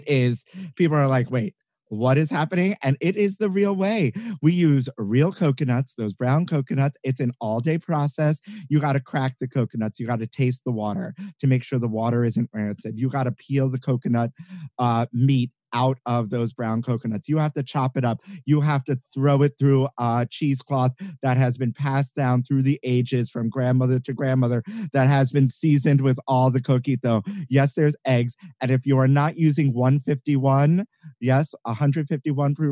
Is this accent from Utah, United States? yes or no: no; New York City, New York, United States; growing up Puerto Rican, Boricua in Brooklyn.